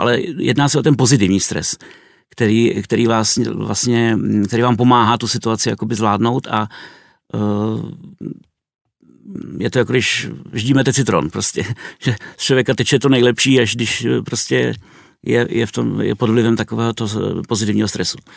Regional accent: Czechia; first language Czech; also born or lived in Kazakhstan; ve své rodné zemi, kde může používat svým, svůj mateřský jazyk

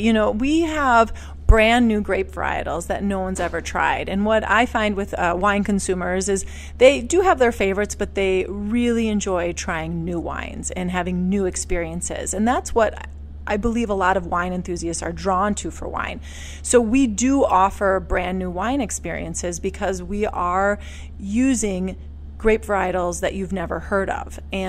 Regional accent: Milwaukee, Wisconsin, United States; moved away as an adult; also born or lived in New York City / Europe; So I was born and raised in Milwaukee, and then I went to the East Coast and went to school, went to New York, became a sommelier, and then moved back here 10 years after being gone.

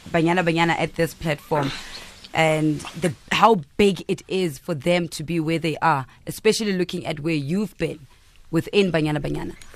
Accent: South Africa; I'm a South African women's cricket player.

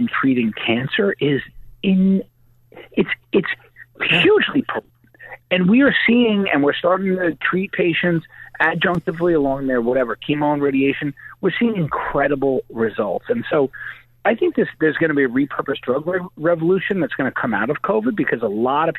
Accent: New York, United States; I'm a brawler. I'm from New York

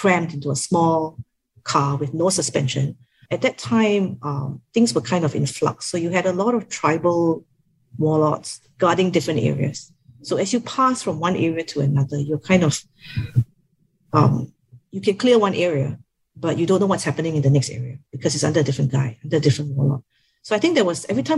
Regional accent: Singapore; oh, Singapore

